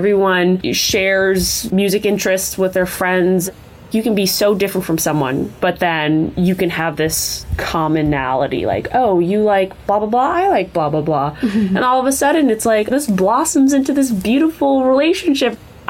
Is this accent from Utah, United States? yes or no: yes; Salt Lake City, Utah, United States; I am from Salt Lake City, Utah. I'm a senior at Northwestern right now, and I've been DJing for 4 years.